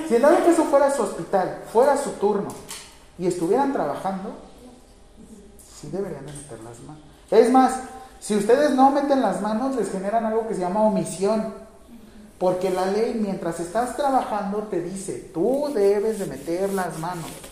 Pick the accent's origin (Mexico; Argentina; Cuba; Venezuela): Mexico; como mexicanos